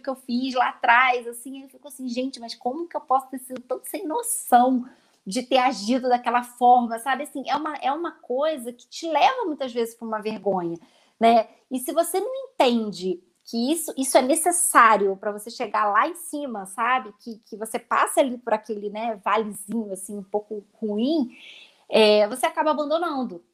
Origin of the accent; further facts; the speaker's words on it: Rio de Janeiro, Brazil; accent: carioca; now in Cotia, Brazil; pelo meu sotaque, as pessoas já vão perceber que eu sou carioca só que eu moro atualmente em São Paulo, na verdade eu moro em Cotia